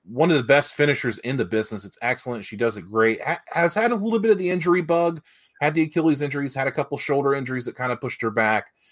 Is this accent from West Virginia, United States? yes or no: yes; West Virginia, United States; I'm from West Virginia